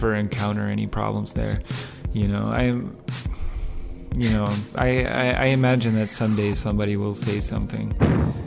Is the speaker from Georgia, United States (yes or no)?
no; Minnesota, United States; moved away; I'm from Minnesota and we still use horses and wagons